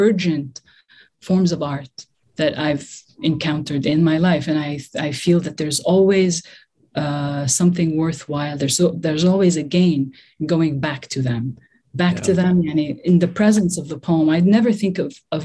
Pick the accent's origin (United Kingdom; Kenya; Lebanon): Lebanon; also born or lived in Beirut / South Lebanon; I grew up in Lebanon during the Civil War